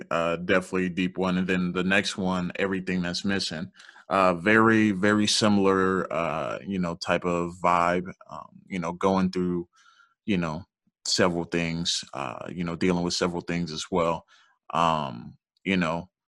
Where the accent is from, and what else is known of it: Georgia, United States; born or raised there; also born or lived in Louisiana